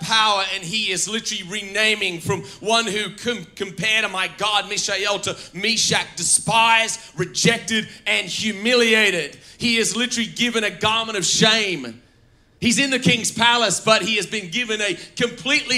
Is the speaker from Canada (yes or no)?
no; Australia; as an Australian. I follow him as a Christian, because my Christianity trumps my Australianness